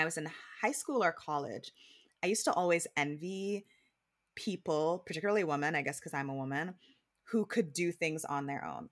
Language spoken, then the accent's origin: English; Jamaica; growing up in Jamaica